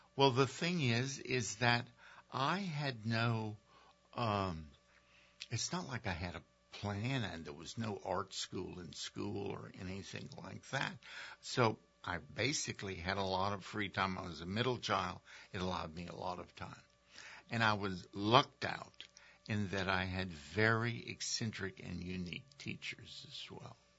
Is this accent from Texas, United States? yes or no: no; Mamou, Louisiana, United States; moved away; I grew up in Louisiana